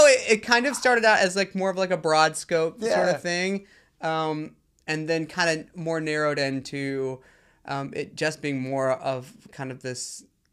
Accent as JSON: {"language": "English", "region": "the South", "country": "United States", "tie": "born or raised there", "said": "You know, I grew up LGBTQ in the South, and... being gay was the absolute worst thing that you could possibly be."}